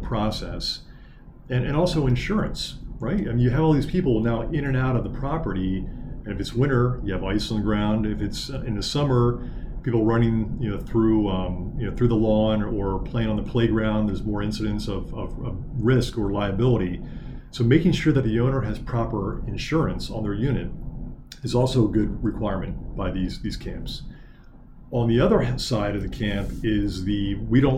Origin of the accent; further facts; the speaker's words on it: Lancaster, Pennsylvania, United States; my hometown of Lancaster, Pennsylvania.